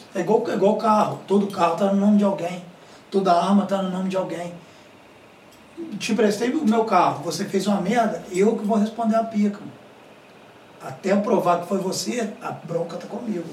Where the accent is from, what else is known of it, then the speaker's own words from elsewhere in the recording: São João del-Rei, Minas Gerais, Brazil; moved away as an adult; A minha cidade mesmo, a cidade de onde eu, de onde eu vim, sou, sou de São João do Rei.